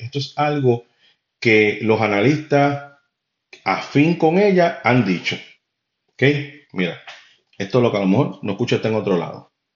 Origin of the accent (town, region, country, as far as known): Puerto Rico